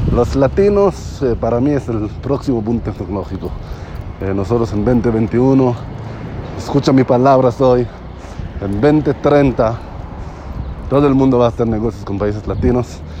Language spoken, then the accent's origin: Spanish; Israel; Spanish is a second language; moved away; yo soy israelí